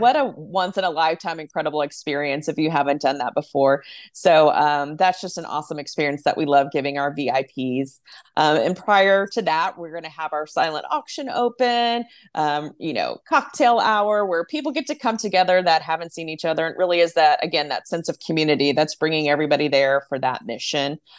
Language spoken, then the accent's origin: English; Arlington, Texas, United States; also born or lived in East Coast; I grew up in Arlington